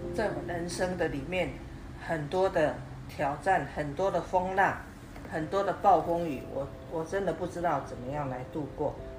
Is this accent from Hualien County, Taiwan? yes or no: no; rural Changhua, Changhua County, Taiwan; 我生长在彰化乡下，我们家是务农的， 我们家有四个兄弟姐妹， 我们感情都很好